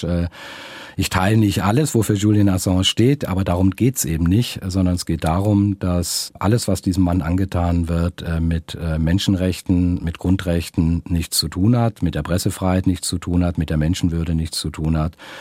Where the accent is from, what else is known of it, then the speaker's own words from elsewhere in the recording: Filder, near Stuttgart, Baden-Württemberg, Germany; also born or lived in Esslingen / Neckar valley; Geboren bin ich in Esslingen, also mhm. und aufgewachsen bin ich auf den Fildern, also vor den Toren Stuttgarts und dann im Neckartal